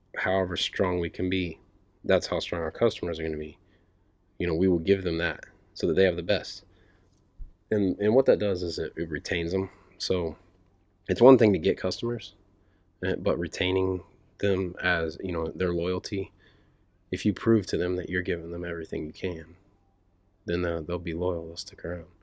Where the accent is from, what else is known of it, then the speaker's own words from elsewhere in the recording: Speedway, Indiana, United States; I grew up in Speedway, right, right by the track